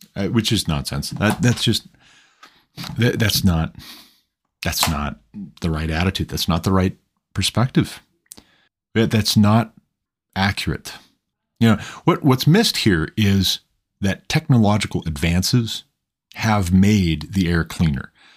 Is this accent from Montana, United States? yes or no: yes; Montana, United States; now in Colorado, United States; We live in Colorado now, but I'm originally from Montana